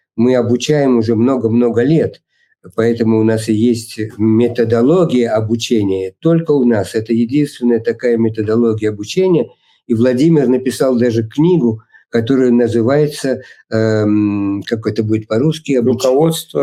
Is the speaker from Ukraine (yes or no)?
no; Russia; moved away as an adult; also born or lived in New York, United States; now in Italy; все мы, кто родились в России и прожили там некоторое время